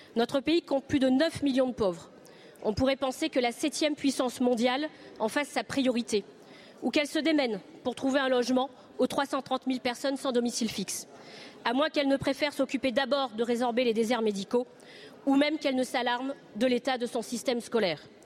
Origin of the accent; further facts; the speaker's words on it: Réunion; Chez moi, à La Réunion